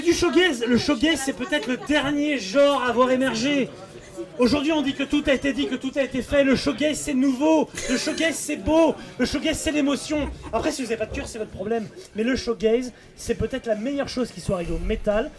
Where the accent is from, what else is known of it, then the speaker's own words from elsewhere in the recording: France; c'est un groupe français et on est français